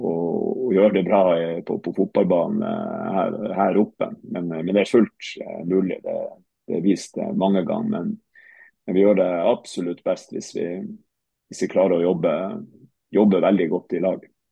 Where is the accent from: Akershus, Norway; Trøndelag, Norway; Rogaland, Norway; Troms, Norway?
Troms, Norway; Tromsø; also born or lived in Haugesund / Hamar; jeg er fra Tromsø. Eh, født og, og oppvokst.